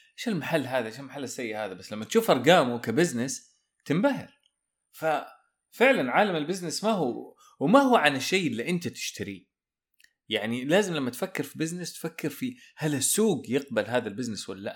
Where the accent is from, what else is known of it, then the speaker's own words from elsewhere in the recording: Saudi Arabia; إحنا عندنا في السعودية